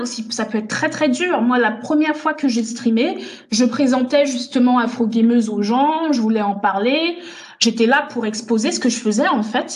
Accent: France; also born or lived in Togo / Benin / Germany; je suis née au Togo, j'ai vécu un petit peu au Bénin et puis après j'ai grandi en France

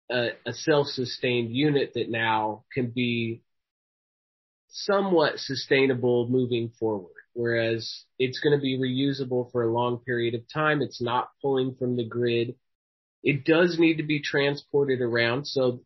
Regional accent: Midwest, United States; projects like this make me feel connected to my roots of that background as a Midwesterner.

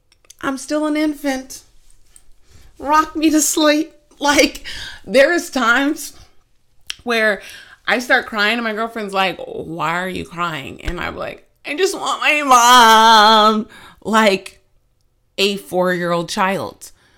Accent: New Jersey, United States; Sometimes I can, you know, I'm from New Jersey, so I can get a little, I could sound a little rude is basically what she was saying.

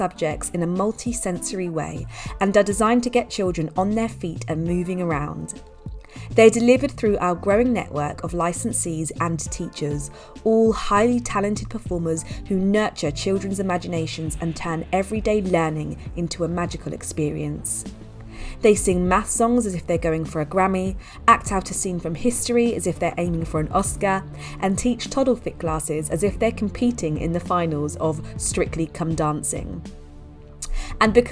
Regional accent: London, United Kingdom; we're from the same part of London, UK

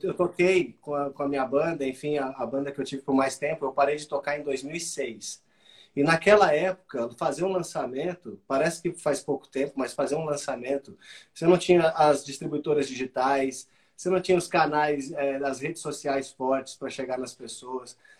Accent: Brazil

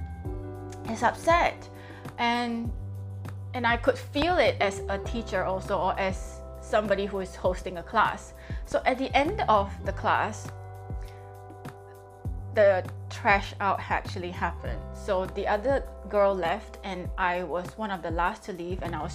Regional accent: Singapore; I'm from Singapore and it is 8:44 in the morning now in Singapore.

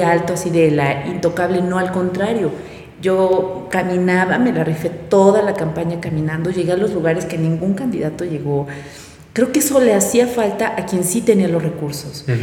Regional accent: Puebla, Mexico; lo que yo vivía en mi colonia, lo que yo vivía como poblana y como ciudadana

